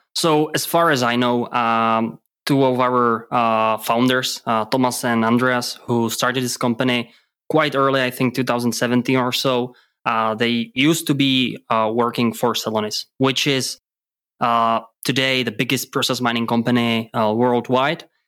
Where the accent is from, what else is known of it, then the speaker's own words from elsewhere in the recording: Czechia; English is a second language; moved away as an adult; now in Germany; I'm actually from Czech Republic